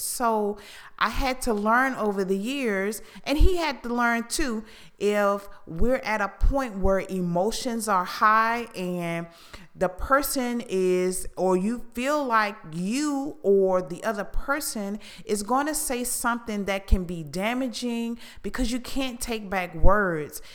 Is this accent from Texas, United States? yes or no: yes; Houston, Texas, United States; where I was raised in Houston